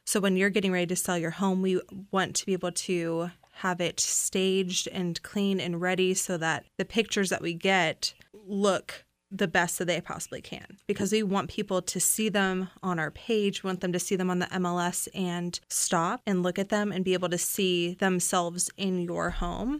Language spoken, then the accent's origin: English; Florida, United States; moved away as an adult; now in Virginia, United States; I am from Florida, and I moved up to Virginia for college